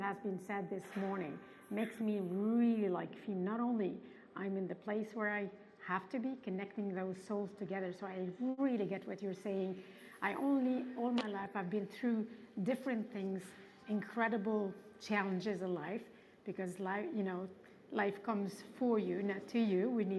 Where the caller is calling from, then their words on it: Paris, Île-de-France, France; English is a second language; Oh, my God. I hope I can find my words in English. I'm tuning in from Paris.